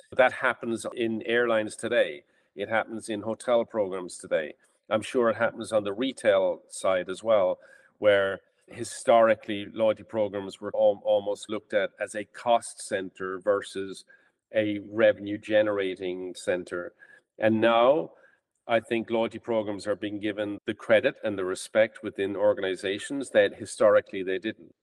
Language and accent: English; Ireland; moved away as an adult; now in United States; I'm from Ireland and I came to the States in 1995.